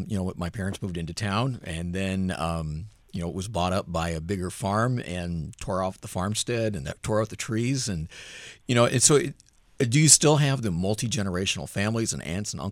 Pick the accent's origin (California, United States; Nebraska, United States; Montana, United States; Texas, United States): Nebraska, United States; moved away; I'm from Nebraska, grew up in Nebraska, out in the country